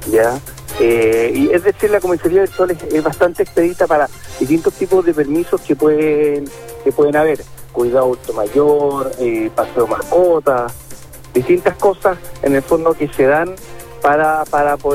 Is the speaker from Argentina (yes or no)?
no; Chile; Y eso tenemos que luchar como chilenos para que todos tengamos las mismas oportunidades.